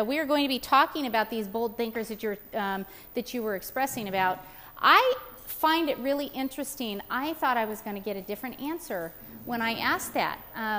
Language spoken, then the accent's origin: English; California, United States; moved away; because I was from California, I moved out here about 2.5 years ago